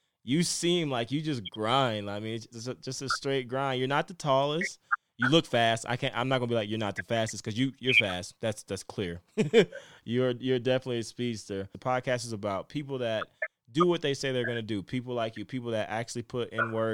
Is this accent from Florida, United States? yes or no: yes; Florida, United States; I'm from Florida